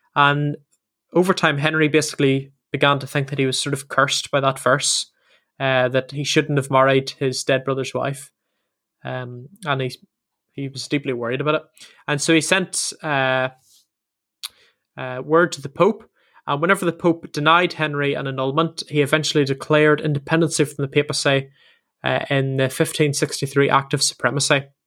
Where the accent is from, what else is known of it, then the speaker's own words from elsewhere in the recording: Northern Ireland, United Kingdom; moved away as an adult; now in England; both myself and Sam are from Northern Ireland, Ireland